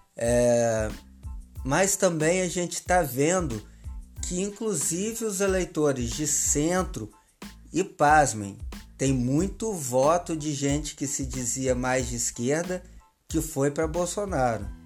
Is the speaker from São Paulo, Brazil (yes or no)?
no; Minas Gerais, Brazil; now in Rio de Janeiro, Brazil; eu como mineiro